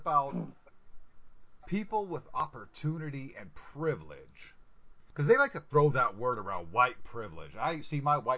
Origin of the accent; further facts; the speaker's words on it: United States; as an American, as a veteran